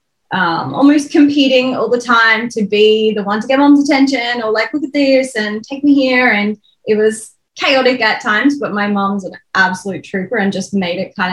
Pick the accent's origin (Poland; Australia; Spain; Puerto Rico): Australia; Melbourne, Victoria; moved away as an adult; now in Brisbane, Australia; But I grew up in Melbourne and I'm now in Brisbane